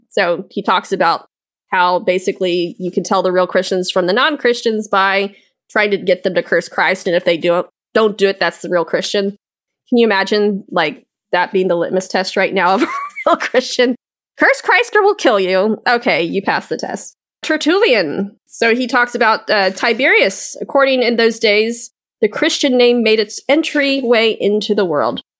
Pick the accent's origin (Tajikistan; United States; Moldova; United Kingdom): United Kingdom; Scotland; And as a Scottish person, I'm offended.